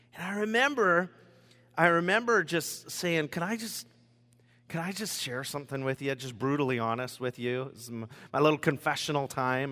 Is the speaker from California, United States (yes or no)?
no; Rochester, Washington, United States; also born or lived in Longview, Washington; at the age of four, I moved to Rochester, Washington, Southwest Olympia, a little area called Gate